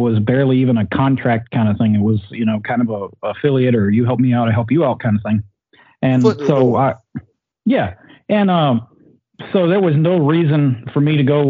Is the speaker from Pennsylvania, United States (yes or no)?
no; Southern Virginia, United States; I'm a redneck from Southern Virginia